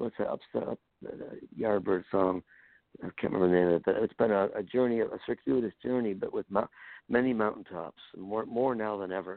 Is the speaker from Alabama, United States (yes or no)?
no; Buffalo, New York, United States; I grew up in Buffalo, New York